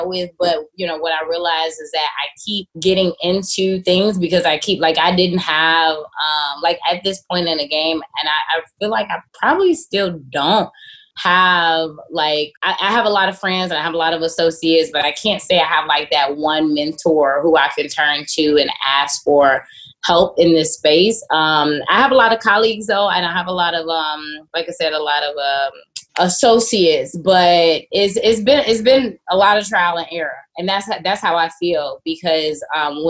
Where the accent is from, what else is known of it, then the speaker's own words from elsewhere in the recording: Chicago, Illinois, United States; I'm born and raised in Chicago on the South Side.